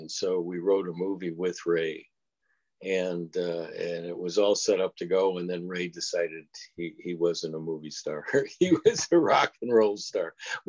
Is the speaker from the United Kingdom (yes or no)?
yes; United Kingdom; And that's how how I ended up as a British film director.